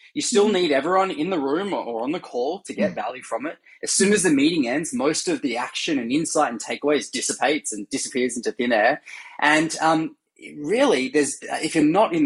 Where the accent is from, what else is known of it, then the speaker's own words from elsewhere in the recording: Australia; now in San Francisco, United States; So I'm originally Australian, as you can hear, and now based in San Francisco.